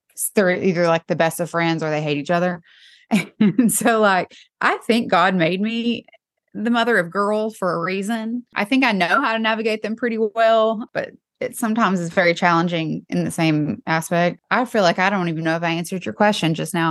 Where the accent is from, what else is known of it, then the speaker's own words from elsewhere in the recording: East Tennessee, United States; now in Nashville, United States; I'm from East Tennessee.